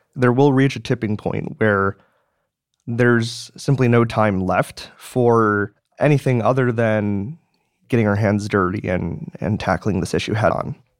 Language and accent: English; Madison, Wisconsin, United States; moved away as an adult; So I was born and raised in Madison, Wisconsin. I've I've lived there for 18 years